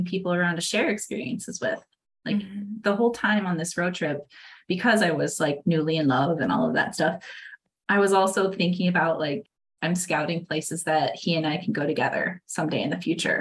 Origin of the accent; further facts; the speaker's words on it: Iowa, United States; now in Wisconsin, United States; I grew up in Iowa